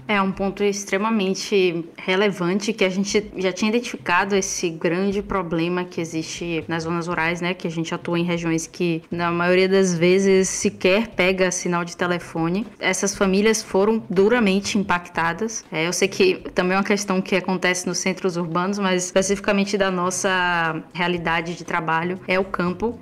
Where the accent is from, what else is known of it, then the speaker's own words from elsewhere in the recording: Feira de Santana, Bahia, Brazil; sou baiana da cidade de Feira de Santana